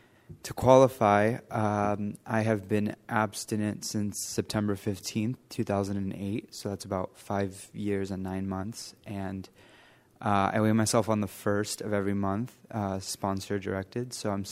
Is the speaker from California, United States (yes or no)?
yes; Los Angeles, California, United States; I grew up in the San Fernando Valley near Los Angeles, and I had my mom.